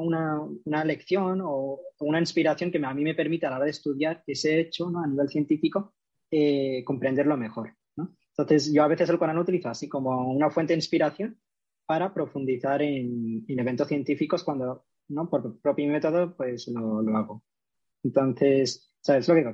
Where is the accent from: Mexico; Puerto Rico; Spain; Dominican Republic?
Spain; Córdoba, Andalusia; now in Madrid, Spain; soy cordobés de nacimiento y ahora mismo vivo en Madrid.